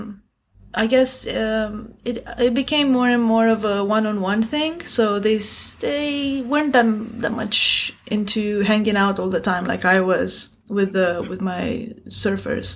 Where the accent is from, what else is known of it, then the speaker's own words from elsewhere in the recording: Romania; moved away as an adult; also born or lived in Beijing, China / Bucharest, Romania; now in Shanghai, China; Growing up in Romania